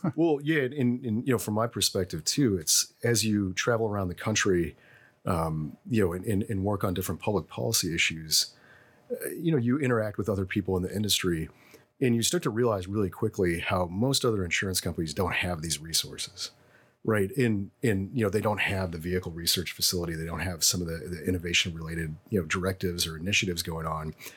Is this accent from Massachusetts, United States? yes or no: no; Bloomington, Illinois, United States; I'm actually from Bloomington, so I'm a townie